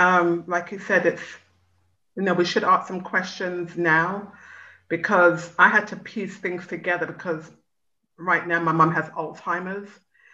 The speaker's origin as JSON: {"language": "English", "region": "England", "country": "United Kingdom", "tie": "born or raised there", "said": "but personally, I did not encounter racism while growing up in England."}